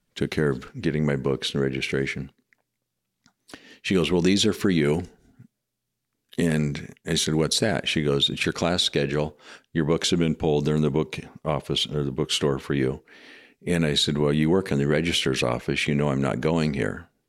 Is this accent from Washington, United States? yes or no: yes; Washington, United States; moved away as an adult; now in Madison, United States; my hometown